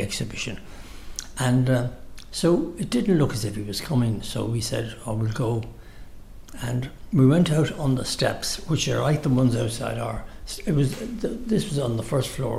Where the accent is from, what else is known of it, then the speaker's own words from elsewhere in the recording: Dublin, Leinster, Ireland; I was born in Capel Street